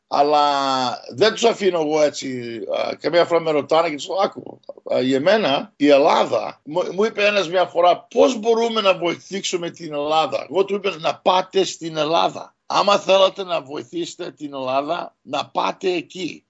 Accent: Montreal, Quebec, Canada; εγώ γεννήθηκα στο Μοντρεάλ, στον Καναδά

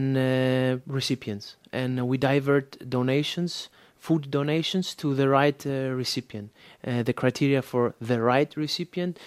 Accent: Thessaloniki, Central Macedonia, Greece; now in Athens, Greece; I live now in Athens, Greece, but actually I come from Thessaloniki

